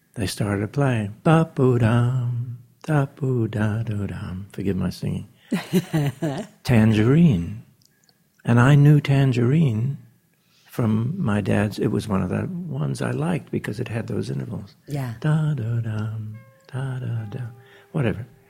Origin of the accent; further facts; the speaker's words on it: New Zealand; I was born in New Zealand